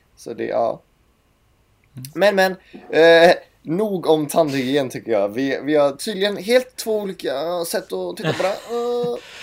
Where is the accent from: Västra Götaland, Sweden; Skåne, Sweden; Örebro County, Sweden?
Västra Götaland, Sweden; Gothenburg; also born or lived in Stockholm; från Göteborg kommer jag ifrån